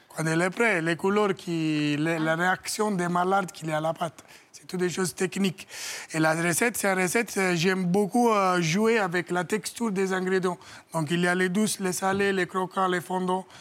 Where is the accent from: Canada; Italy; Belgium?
Italy; French is a second language; moved away as an adult; now in France; j'ai quitté l'Italie à 18 ans